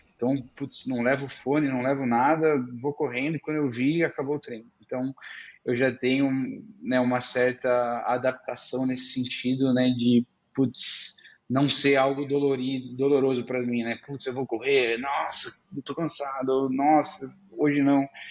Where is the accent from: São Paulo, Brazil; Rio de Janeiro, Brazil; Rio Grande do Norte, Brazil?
São Paulo, Brazil; Araraquara; moved away as an adult; also born or lived in Idaho; now in São Paulo, Brazil; eu sou do interior de São Paulo, né? Nasci em Araraquara.